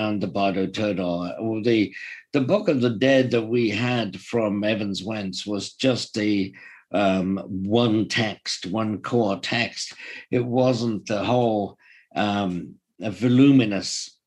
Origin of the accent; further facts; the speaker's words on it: Welsh, Wales, United Kingdom; being Welsh myself